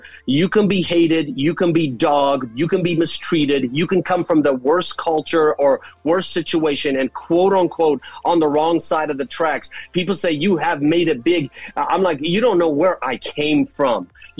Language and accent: English; Jerusalem, Jerusalem District, Israel; And that's how I was brought up in Jerusalem.